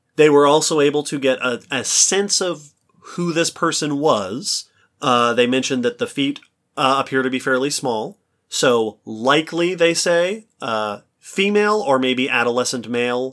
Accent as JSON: {"language": "English", "region": "New York", "country": "United States", "tie": "born or raised there", "said": "I grew up in New York"}